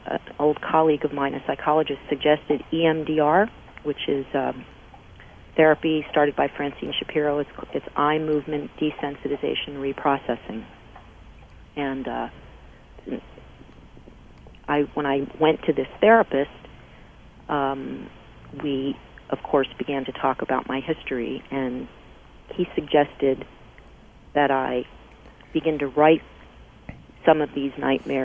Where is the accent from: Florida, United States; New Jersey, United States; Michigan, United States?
New Jersey, United States; Paterson; I was born in Paterson, New Jersey, which is known for its silk factories